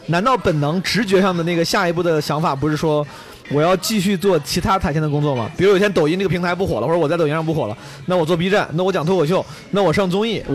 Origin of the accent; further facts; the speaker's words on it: Henan, China; 我自己从小在河南土生土长